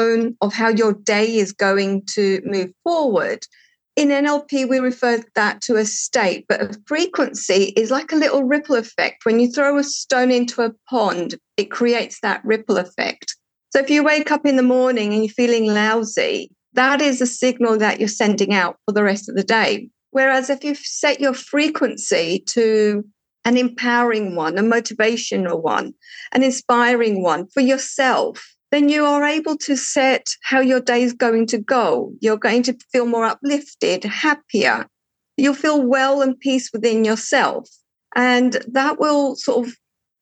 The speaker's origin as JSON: {"language": "English", "country": "United Kingdom", "tie": "born or raised there", "also_born_or_lived": "Portugal", "accent": "English", "moved": "as an adult", "lives_now": "Cyprus", "said": "at a very young age, I moved to the UK, where I had my schooling and my first job. And in the UK, I was working for a financial institution in the corporate world. And that's where I've got my English accent from."}